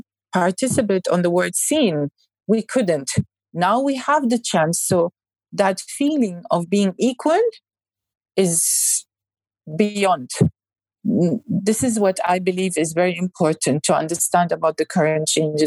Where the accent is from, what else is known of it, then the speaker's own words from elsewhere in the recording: Saudi Arabia; English is a second language; Now you can't, as a Saudi, say, I don't have cinemas. I don't have entertainment.